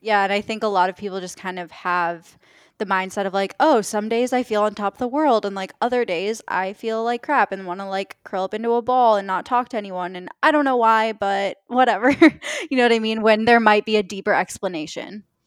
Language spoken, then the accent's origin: English; Minnesota, United States; I grew up in Minnesota